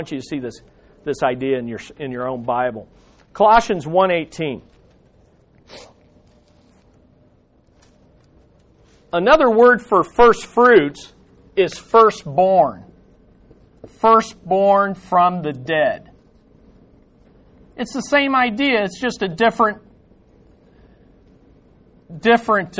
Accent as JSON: {"language": "English", "country": "United States", "said": "I'm an American citizen"}